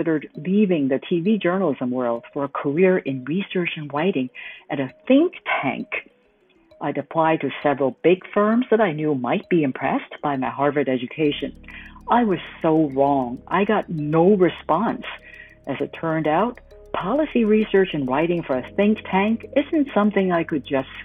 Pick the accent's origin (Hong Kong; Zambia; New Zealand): Hong Kong; moved away as an adult; returned to Hong Kong, my hometown